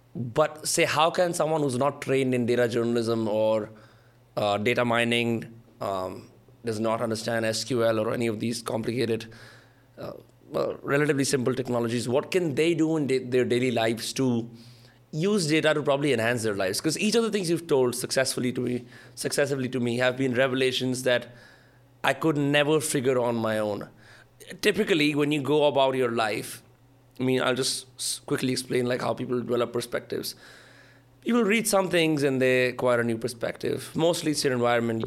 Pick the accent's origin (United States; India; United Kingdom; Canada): India